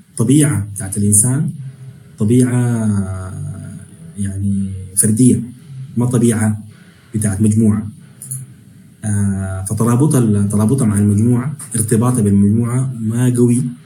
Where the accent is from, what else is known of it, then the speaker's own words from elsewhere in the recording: Sudan; moved away; انا بالنسبه لي مثلا كسوداني